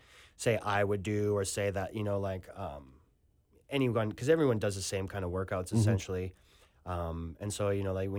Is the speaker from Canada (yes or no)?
yes; Canada; moved away as an adult; also born or lived in Western Australia; now in Australia; I'm a Canadian. I always will be